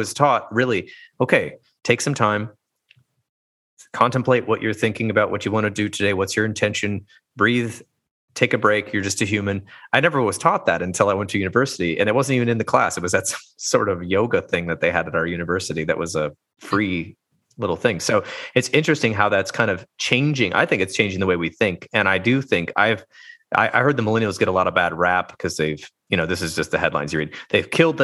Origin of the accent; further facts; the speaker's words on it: United States; growing up in the United States, I was basically taught that vulnerability was a weakness as a boy